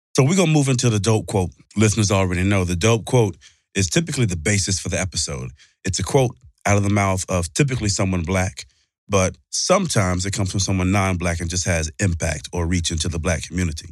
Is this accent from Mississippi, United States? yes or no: yes; Mississippi, United States; I'm from Mississippi